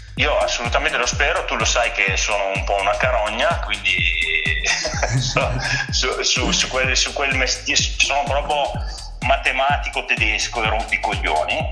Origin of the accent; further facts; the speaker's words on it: Verona, Veneto, Italy; sono da Verona